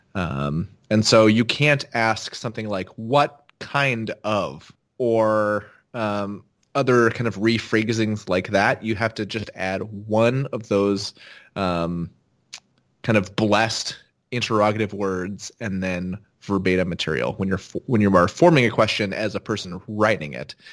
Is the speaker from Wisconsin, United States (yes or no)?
no; Seattle, Washington, United States; I'm from Seattle